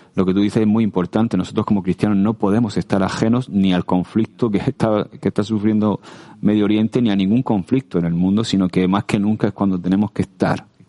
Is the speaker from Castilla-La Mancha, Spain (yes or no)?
no; Region of Murcia, Spain; como buen murciano